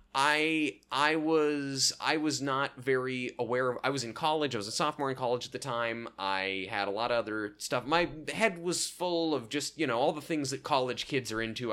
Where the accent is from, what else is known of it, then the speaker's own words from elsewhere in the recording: Oregon, United States; I'm from Oregon